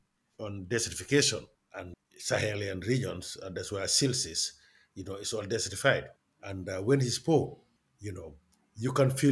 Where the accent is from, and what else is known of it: Gambia; moved away; also born or lived in United States